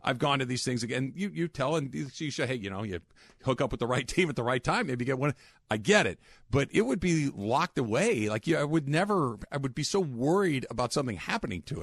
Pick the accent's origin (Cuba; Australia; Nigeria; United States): United States; California; as a Californian